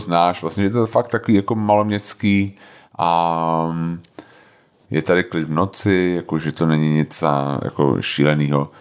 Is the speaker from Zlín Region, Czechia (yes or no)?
no; Prague, Czechia; also born or lived in Snina, Slovakia / Houston, United States; já jsem se narodil v Tomárově nemocnici na Praze 4